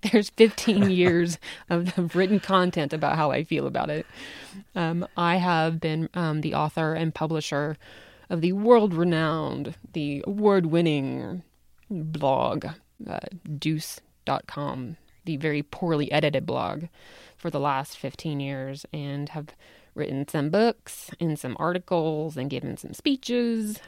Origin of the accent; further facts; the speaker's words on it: the South, United States; accent: Southern; now in Salt Lake City, United States; I was born and raised in the South